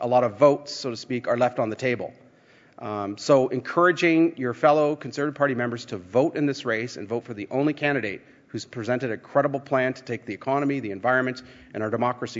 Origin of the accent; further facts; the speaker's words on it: Ponsonby, Ontario, Canada; first language Dutch; English is a second language; when I was 5 years old and I went to Ponsonby Public School, just down the road from where I live today, to kindergarten